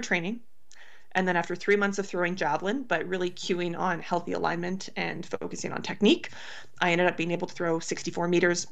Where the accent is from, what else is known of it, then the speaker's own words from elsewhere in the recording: Canada; being a Canadian javelin thrower